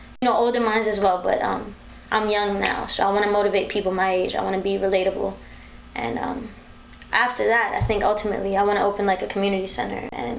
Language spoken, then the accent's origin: English; Bronx, New York, United States; I am. Born and raised.